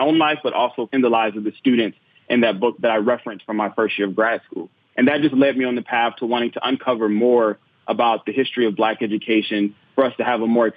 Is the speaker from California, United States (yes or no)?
yes; Compton, California, United States; I'm from Compton, California, and I went to a small black parochial school in Compton in the 1990s when I was growing up, from preschool through eighth grade